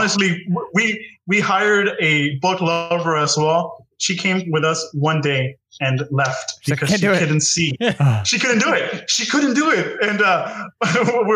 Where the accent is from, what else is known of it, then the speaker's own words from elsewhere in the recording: United States; I was born here in the United States.